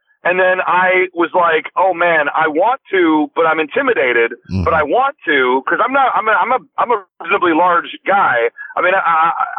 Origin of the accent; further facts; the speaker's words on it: Livonia, Michigan, United States; moved away as an adult; now in Los Angeles, United States; I hail from Livonia, Michigan. That's my city of origin